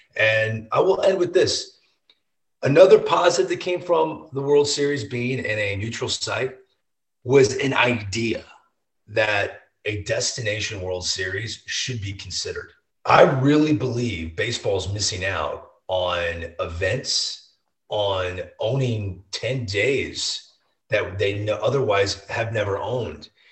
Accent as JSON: {"language": "English", "town": "St. Louis", "region": "Missouri", "country": "United States", "said": "I'm from St. Louis."}